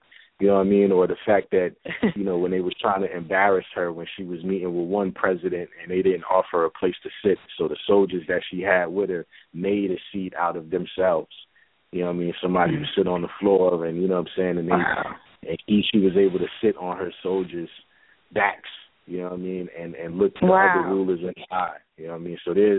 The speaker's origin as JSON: {"language": "English", "town": "New Brunswick", "region": "New Jersey", "country": "United States", "tie": "born or raised there"}